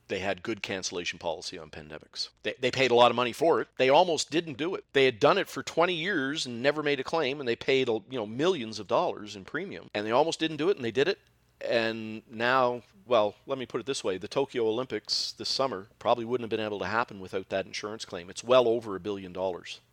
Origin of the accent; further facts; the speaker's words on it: Halifax, Nova Scotia, Canada; I am from Halifax, Nova Scotia, the land of mussels and seafood